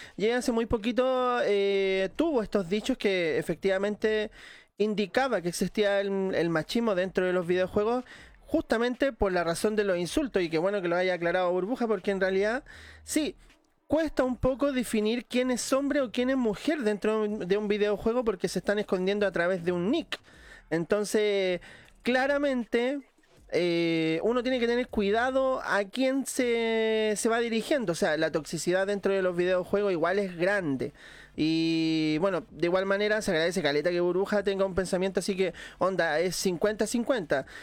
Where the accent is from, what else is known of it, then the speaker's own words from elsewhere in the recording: Valparaíso, Chile; como yo también soy de Valparaíso